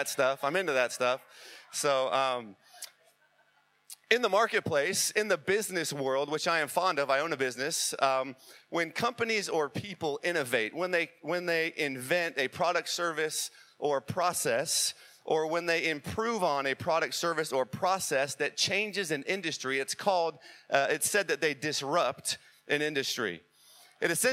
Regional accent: San Diego, California, United States; I'm from San Diego, grew up in San Diego

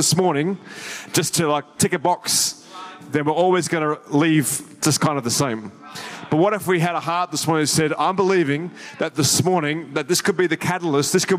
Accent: Sydney, New South Wales, Australia; moved away as an adult; now in Gold Coast, Australia; I grew up in Sydney and grew up my whole life there.

